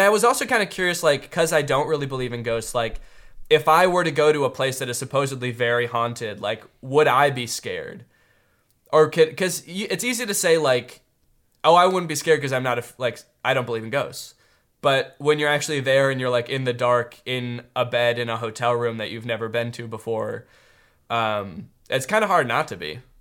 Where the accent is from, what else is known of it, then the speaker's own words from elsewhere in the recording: United States; I'm American through and through